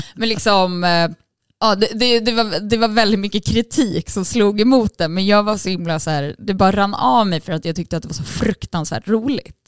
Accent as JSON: {"language": "Swedish", "country": "Sweden", "said": "Jag är ju svensk"}